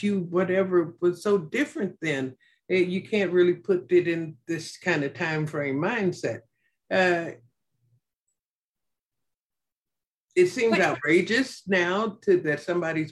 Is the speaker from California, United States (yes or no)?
no; Chicago, Illinois, United States; I'm from Chicago.